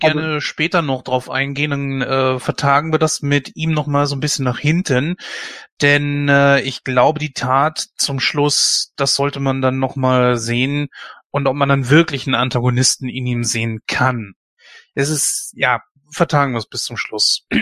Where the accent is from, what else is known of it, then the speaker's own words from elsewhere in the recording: Germany; bei uns in Deutschland